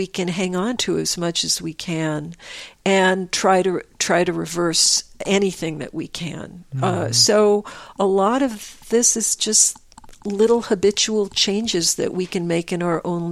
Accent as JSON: {"language": "English", "town": "Croton-on-Hudson", "region": "New York", "country": "United States", "tie": "born or raised there", "also_born_or_lived": "Manhattan, New York", "said": "When I was growing up in Croton"}